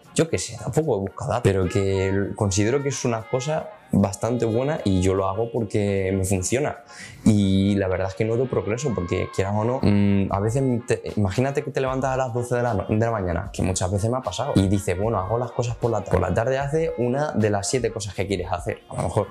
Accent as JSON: {"language": "Spanish", "country": "Spain", "said": "soy de Portellano"}